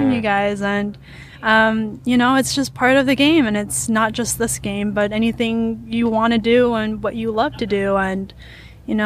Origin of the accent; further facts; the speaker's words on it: New York, United States; also born or lived in Orlando, Florida; I've grown up in New York, but you know, I didn't make friends growing up in New York because my middle school was in Florida